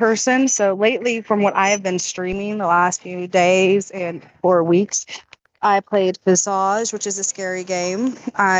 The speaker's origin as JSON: {"language": "English", "region": "West Virginia", "country": "United States", "said": "I am actually from West Virginia"}